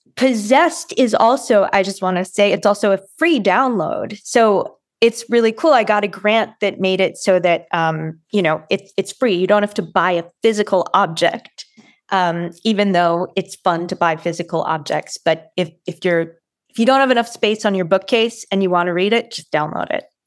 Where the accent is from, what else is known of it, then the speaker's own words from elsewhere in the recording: Watertown, Massachusetts, United States; I'm from Watertown, Massachusetts